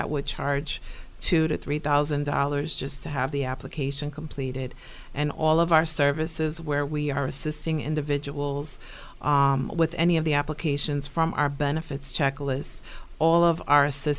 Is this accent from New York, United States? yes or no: yes; New York City, New York, United States; now in Buffalo, United States; Born and raised in New York. My great-grandparents came from Puerto Rico in the 30s.